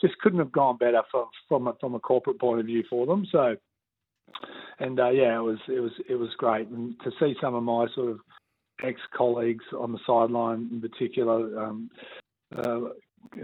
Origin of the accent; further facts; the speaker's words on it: Sunshine Coast, Queensland, Australia; moved away; also born or lived in Canberra / Sydney; as a Queenslander. Grew up on the Sunshine Coast